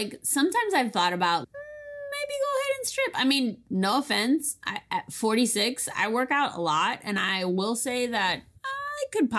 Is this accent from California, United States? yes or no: no; Miami, Florida, United States; moved away; I'm from Miami.